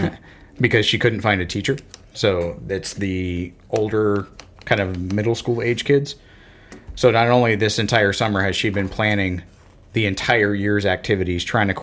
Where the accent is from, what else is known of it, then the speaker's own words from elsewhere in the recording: Florida, United States; I grew up in Florida, and football and baseball were the sports.